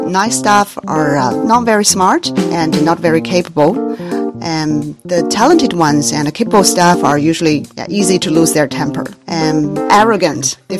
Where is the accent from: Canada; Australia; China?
China; I am from China.